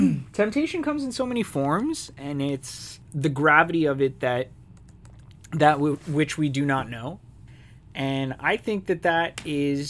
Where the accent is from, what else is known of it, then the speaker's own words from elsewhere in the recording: Canada; We're Canadian.